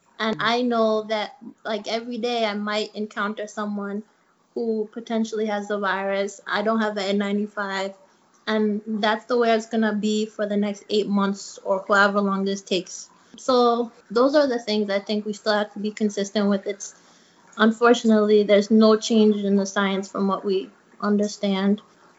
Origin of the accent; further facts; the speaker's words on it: Togo; also born or lived in Iran; So like I was born in Togo in West Africa and lived there off and on during my childhood.